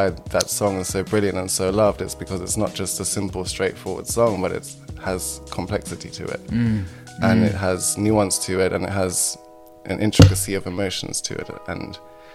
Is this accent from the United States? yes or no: no; Germany; now in United Kingdom; I was born in Germany. Mm-hmm. And this was in the 90s in Germany. So we had to kind of give a context of like the social environment that I grew up in a small town in Germany.